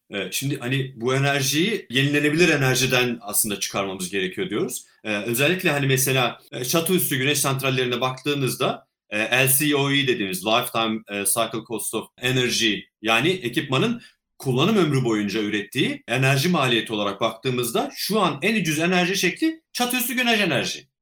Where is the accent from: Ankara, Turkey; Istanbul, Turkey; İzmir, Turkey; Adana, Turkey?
Ankara, Turkey; Çubuk; moved away as an adult; now in Australia; Ben Ankara'da çubukta doğdum. Ee, ot endüstrümenliğini bitirene kadar da Ankara'da yaşadım